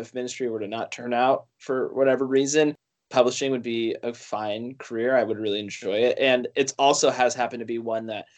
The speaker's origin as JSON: {"language": "English", "region": "Northwest Washington", "country": "United States", "also_born_or_lived": "Chicago", "moved": "as an adult", "said": "I'm from Northwest Washington, very northwest corner, about halfway between Seattle and the Canadian border. If you've ever heard of the Skagit Valley Tulip Festival, that's the thing my town is known for, and that's where I'm from"}